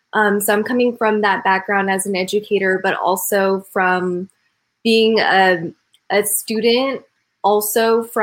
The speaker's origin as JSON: {"language": "English", "country": "United States", "also_born_or_lived": "Austin, Texas", "said": "also from parents who immigrated here from to America. So talking about my experience as an Asian American"}